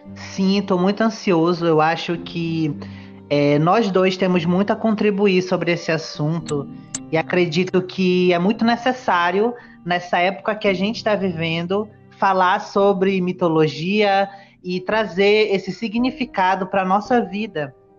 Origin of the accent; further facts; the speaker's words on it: Parintins, Amazonas, Brazil; now in Manaus, Brazil; nascido em Manaus e criado na cidade de Parintins, que é uma ilha no meio do Rio Amazonas